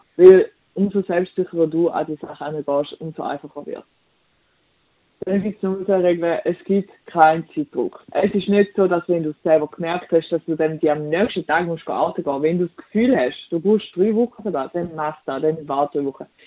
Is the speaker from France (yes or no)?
no; Switzerland; ich bin weiß und ich bin Schweizerin